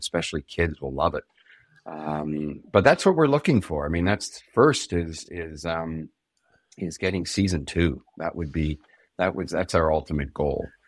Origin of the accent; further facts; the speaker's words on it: Canada; we're Canadian